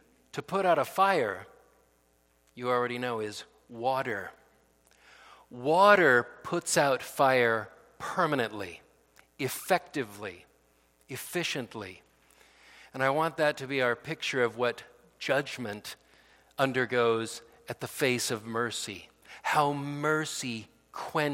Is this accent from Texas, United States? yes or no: no; Fresno, California, United States; I grew up in Fresno